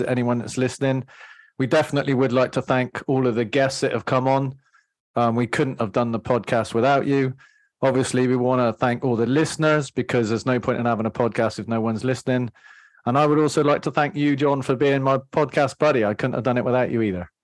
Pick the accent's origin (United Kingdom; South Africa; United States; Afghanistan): United Kingdom; England; I'm English